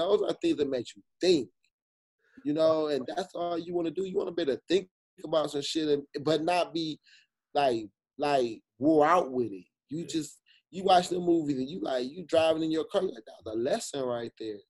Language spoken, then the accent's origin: English; Jamaica; I got to hit Jamaica. And I'm Jamaican, shit.